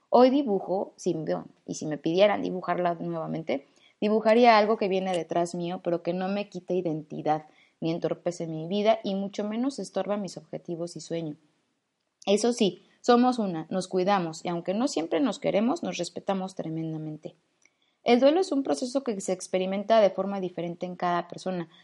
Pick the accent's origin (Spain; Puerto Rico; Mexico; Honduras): Mexico; also born or lived in Mexico City; En mi país